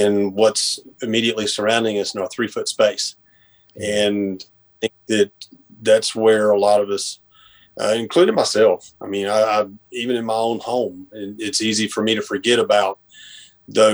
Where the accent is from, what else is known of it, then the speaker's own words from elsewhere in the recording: Boone, North Carolina, United States; now in Dobson, United States; I'm originally from Boone or the Boone area. Grew up on Grandfather